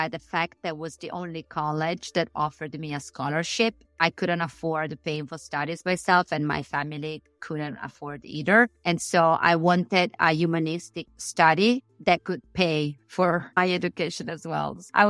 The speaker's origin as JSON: {"language": "English", "town": "Siniscola", "region": "Sardinia", "country": "Italy", "tie": "born or raised there", "said": "Siniscola, Sardinia."}